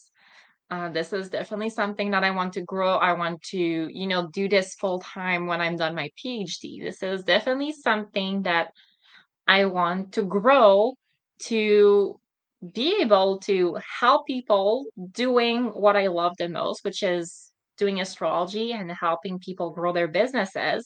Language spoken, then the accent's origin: English; Montreal, Quebec, Canada; moved away; I'm originally from Montreal